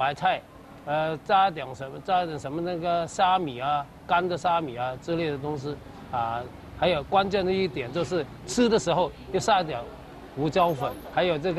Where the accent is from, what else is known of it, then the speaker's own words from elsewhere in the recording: Kaiping, Guangdong, China; now in Peru; 这是我们家乡的咸咸汤圆，啊，在我们岳山这里呢，这个我们开平呢，一般吃个汤圆就是冬至、大年三十这个早餐，我们一般都吃的。